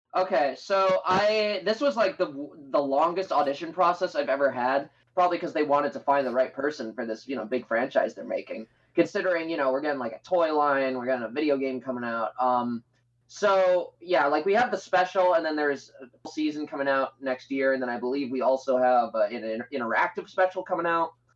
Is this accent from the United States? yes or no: no; Canada; I'm Canadian, born and raised